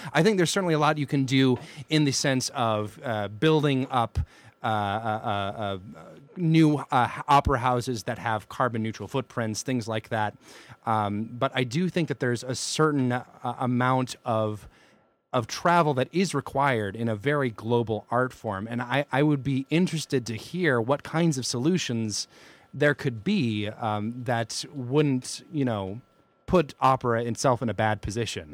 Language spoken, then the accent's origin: English; near Atlanta, Georgia, United States; born or raised there; moved away